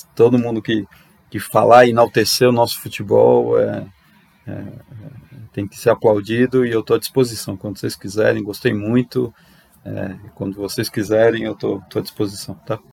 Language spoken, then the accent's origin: Portuguese; Argentina; eu como argentino